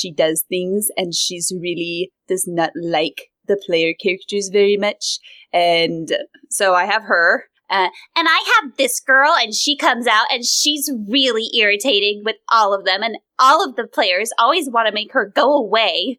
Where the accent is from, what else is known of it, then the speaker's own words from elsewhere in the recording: American West, United States; accent: American Western; American Western, which is this, what I have